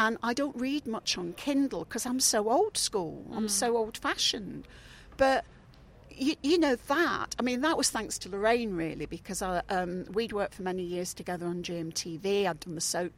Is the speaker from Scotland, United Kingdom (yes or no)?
no; Leicestershire, East Midlands, United Kingdom; moved away; I'm from Leicestershire originally